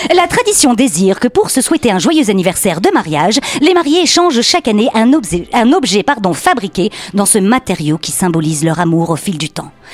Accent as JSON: {"language": "French", "country": "Belgium", "accent": "Belgian", "said": "avec mon accent belge."}